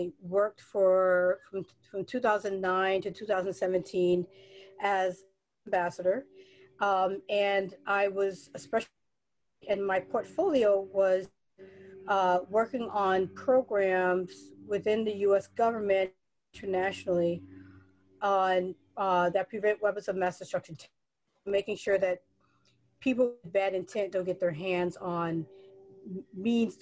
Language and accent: English; New York City, New York, United States; from New York, I'm from the Bronx, New York